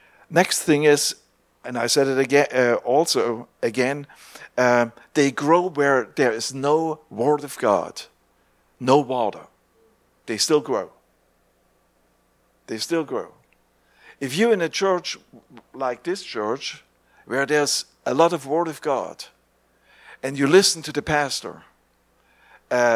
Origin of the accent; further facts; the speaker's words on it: East Germany, Germany; English is a second language; growing up in East Germany